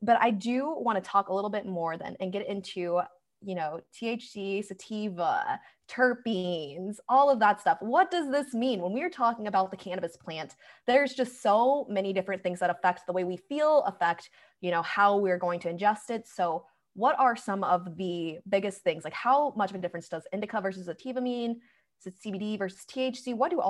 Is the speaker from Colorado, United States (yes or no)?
yes; Colorado, United States; now in Missouri, United States; I grew up in Colorado